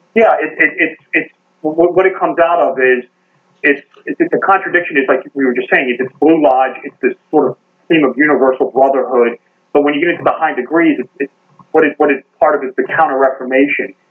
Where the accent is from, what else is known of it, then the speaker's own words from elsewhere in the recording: Baltimore, Maryland, United States; I'm from Baltimore, Baltimore, Maryland.